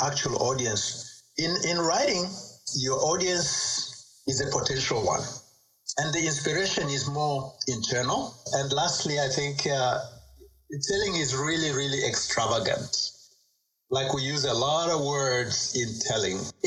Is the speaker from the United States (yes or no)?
no; Tanzania; I grew up in Tanzania, in East Africa.